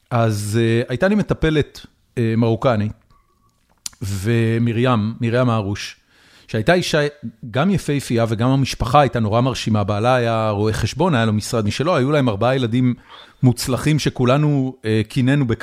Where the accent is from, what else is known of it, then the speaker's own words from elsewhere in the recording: Haifa, Haifa District, Israel; אני גדלתי בחיפה.